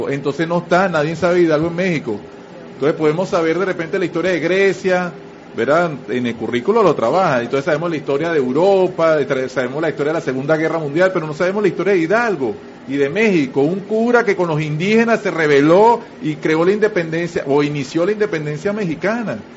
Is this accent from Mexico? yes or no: no; Venezuela; yo como venezolano digo, bueno, nosotros venezolanos también tenemos que reivindicar a, todo el, a, todos nuestros héroes